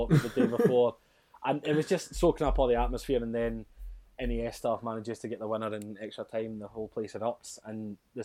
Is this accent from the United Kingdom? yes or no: yes; Scotland, United Kingdom; I can play the bagpipes because I'm so Scottish